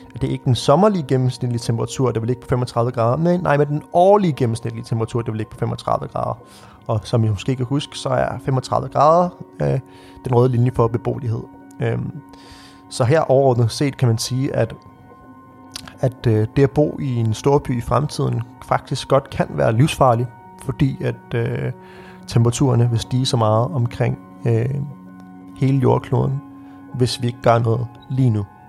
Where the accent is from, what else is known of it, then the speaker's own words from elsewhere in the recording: Birkerød, Capital Region of Denmark, Denmark; vi stod på skøjter på Birkerød Sø, hvor jeg voksede op